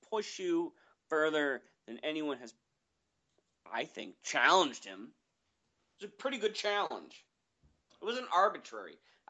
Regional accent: Chicago, Illinois, United States; I'm from Chicago.

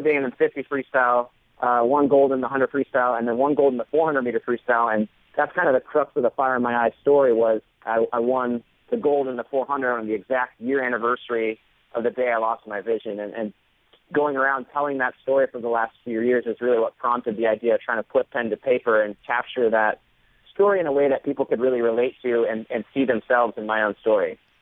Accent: Florida, United States; I grew up in Florida, surrounded by water

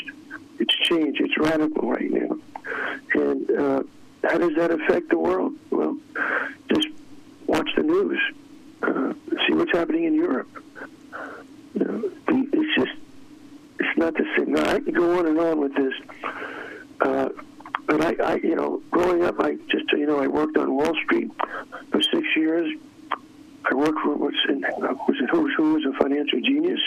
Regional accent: New York City, New York, United States; I was a Democrat growing up in New York City

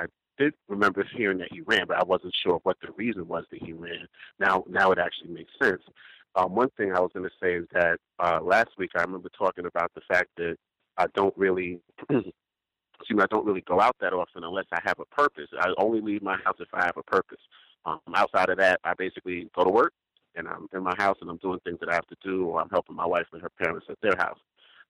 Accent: Brooklyn, New York, United States; And I just remember growing up in Brooklyn in the 80s and the 90s

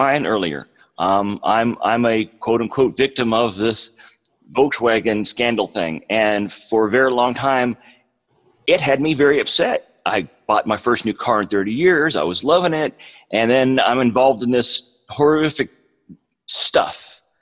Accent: West Coast, United States; moved away as an adult; now in Oklahoma, United States; I'm from the West Coast

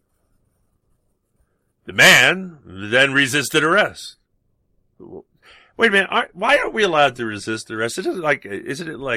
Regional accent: New York City, New York, United States; growing up in New York

